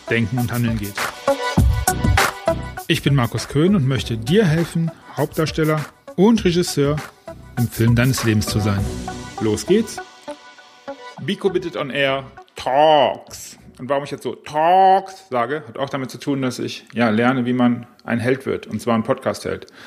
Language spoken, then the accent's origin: German; Rhineland, Germany; wir kommen aus dem Rheinland, von daher glaube ich, dass es äh, ja auch, auch funktioniert